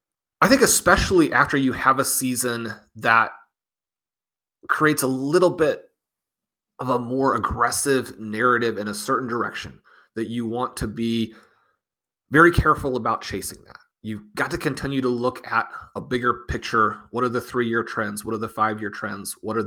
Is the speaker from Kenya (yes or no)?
no; Kansas City, Missouri, United States; obviously I'm from Kansas City.